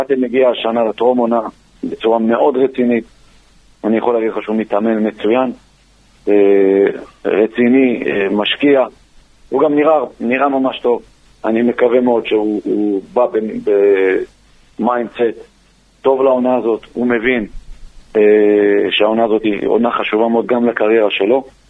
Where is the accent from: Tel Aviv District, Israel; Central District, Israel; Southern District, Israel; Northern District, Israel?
Southern District, Israel; Beersheba; גם אני באר שבעי